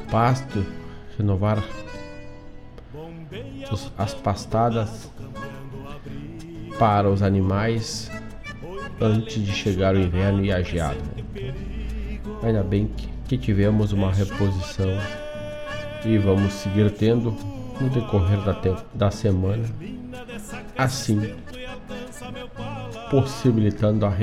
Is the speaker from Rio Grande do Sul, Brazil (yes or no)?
yes; Erval, Rio Grande do Sul, Brazil; Tocamos, tocamos … lá donde eu venho. Eu venho da cidade de Erval.